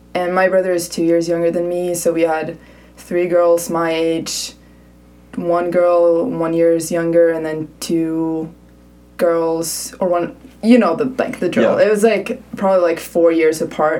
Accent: Stockholm, Stockholm County, Sweden; English is a second language; moved away as an adult; also born or lived in California, United States; now in Berkeley, United States; I'm from Stockholm. Moved here for college

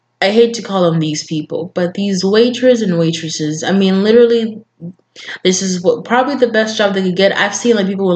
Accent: Kenya; now in United States; I am from Kenya

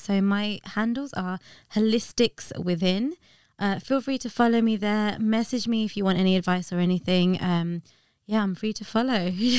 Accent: India; Yeah, it's so interesting because I'm Indian, got so many doctors in the family.

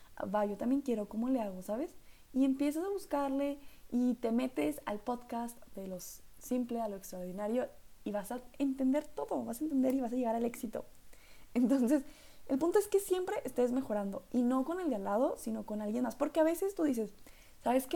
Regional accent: northern Mexico, Mexico; accent: norteño; mi acento norteño

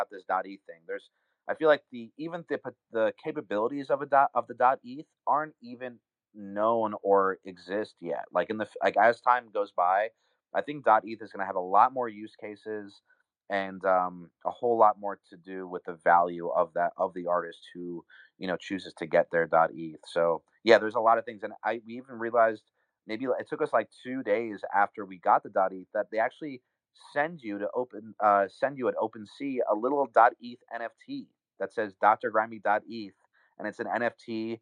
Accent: New York City, New York, United States; now in Los Angeles, United States; I'm a New Yorker, I'm an East Coaster, grew up in New York City

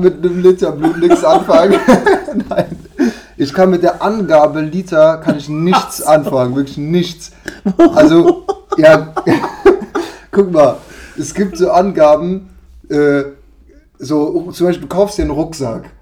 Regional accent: Cologne, North Rhine-Westphalia, Germany; Ich als Kölner

